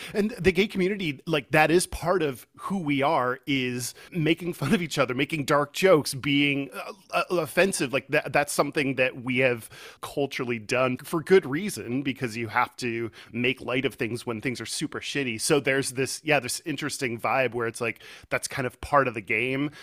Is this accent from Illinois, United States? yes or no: no; Houston, Texas, United States; moved away as an adult; also born or lived in Austin; now in Seattle, United States; I'm originally from Texas. I grew up in, in Houston